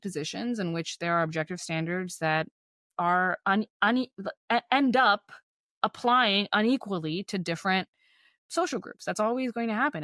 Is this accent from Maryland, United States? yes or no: no; Texas, United States; moved away; my hometown is, like, nothing like it was